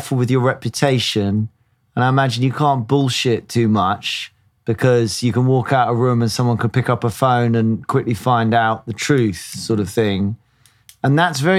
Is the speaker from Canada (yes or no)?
no; United Kingdom; as a Brit